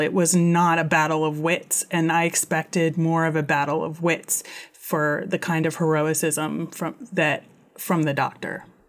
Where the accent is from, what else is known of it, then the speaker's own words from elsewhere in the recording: United States; being an American